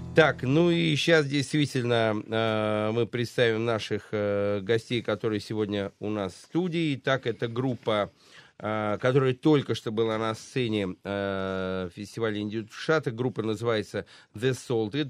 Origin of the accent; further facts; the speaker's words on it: Saratov, Saratov Oblast, Russia; из моего родного Э, Саратова, да. где я родился и прожил всю свою сознательную жизнь